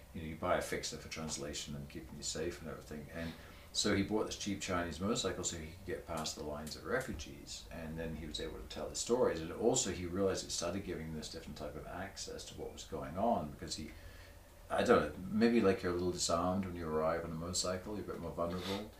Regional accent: Torbay, South West England, United Kingdom; moved away; I grew up in a seaside town that was very much bed and breakfast hotels during the summer

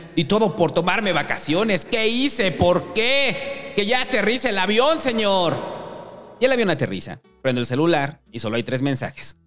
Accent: Mexico City, Mexico; somos los habitantes de la Ciudad de México

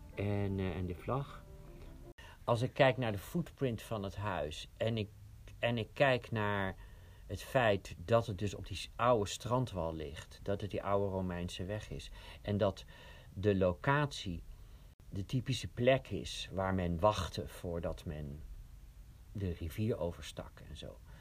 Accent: Oegsgeest, South Holland, Netherlands; Ik kom uit Oegsgeest

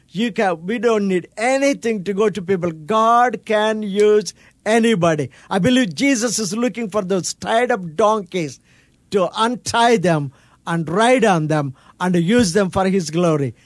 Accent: India; I'm from India, which is considered to be the poor country

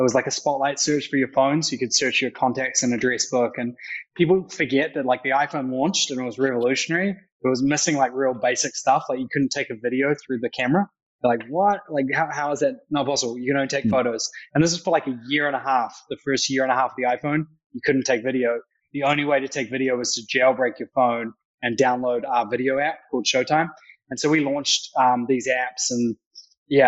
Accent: Christchurch, Canterbury, New Zealand; moved away as an adult; now in New York, United States; So I'm a Kiwi entrepreneur who's spent the last sort of almost 10 years in New York and the US. Grew up in Christchurch

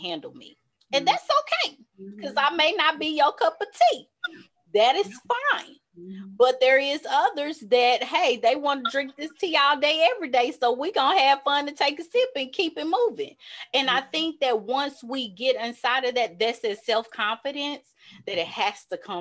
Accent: the South, United States; growing up in the South

